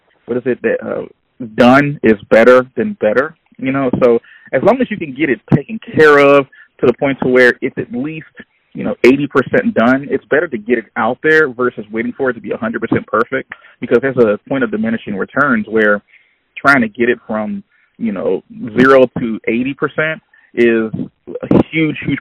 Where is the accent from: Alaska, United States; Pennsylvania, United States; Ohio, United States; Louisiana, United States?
Louisiana, United States; Baton Rouge; I'm from Baton Rouge, Louisiana